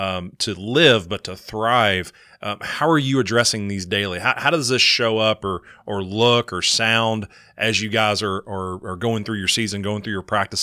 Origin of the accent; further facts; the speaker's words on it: Kentucky, United States; if I'm a guy born and raised in Kentucky